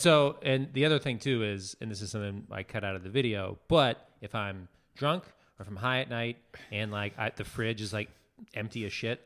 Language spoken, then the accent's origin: English; Pittsburgh, Pennsylvania, United States; moved away; also born or lived in Austin, Texas; growing up in Pennsylvania, or even really in Texas